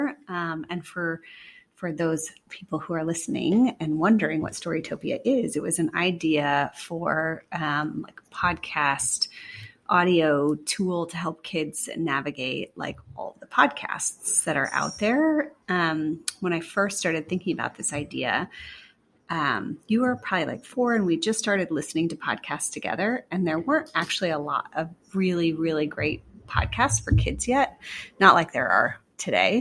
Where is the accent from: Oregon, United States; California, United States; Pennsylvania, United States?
Oregon, United States; moved away as an adult; also born or lived in New York; now in Seattle, United States; I grew up in Oregon